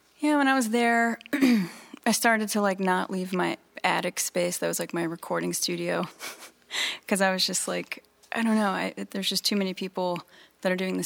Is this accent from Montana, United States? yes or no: no; Virginia Beach, Virginia, United States; I was growing up in Virginia Beach